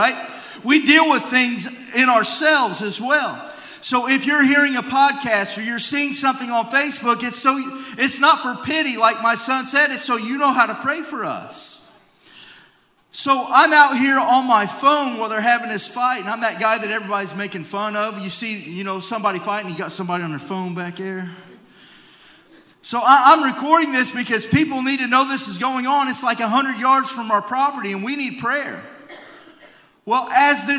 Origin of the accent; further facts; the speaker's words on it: United States; as an American